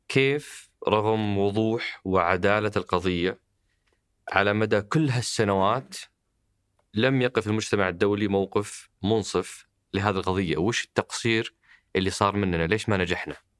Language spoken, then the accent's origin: Arabic; Saudi Arabia; احنا كسعوديين